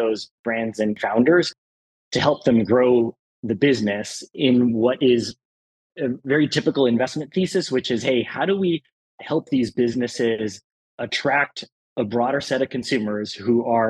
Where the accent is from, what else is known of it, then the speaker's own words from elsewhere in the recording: El Salvador; moved away; growing up in El Salvador